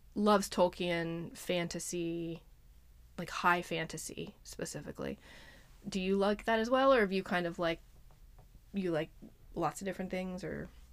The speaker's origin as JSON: {"language": "English", "town": "Lititz", "region": "Pennsylvania", "country": "United States", "tie": "born or raised there", "said": "I've lived here my whole life"}